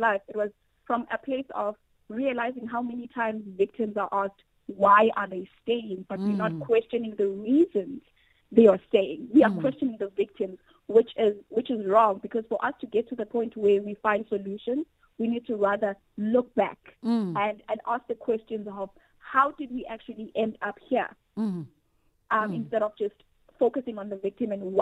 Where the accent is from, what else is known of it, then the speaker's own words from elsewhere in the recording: South Africa; as a young Black woman growing up in South Africa